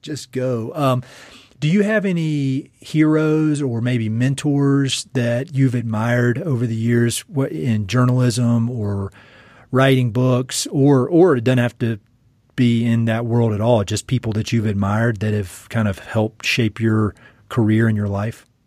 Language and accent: English; North Carolina, United States; moved away; I'm from North Carolina, you know, Tobacco Central